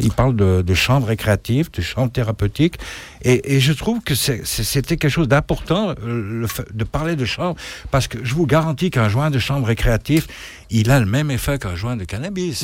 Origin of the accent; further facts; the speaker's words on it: French-speaking Switzerland, Romandy, Switzerland; je suis un Suisse romain